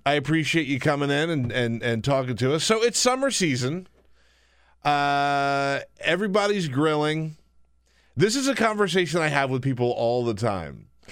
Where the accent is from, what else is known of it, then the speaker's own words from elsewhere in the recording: South Carolina, United States; I grew up in South Carolina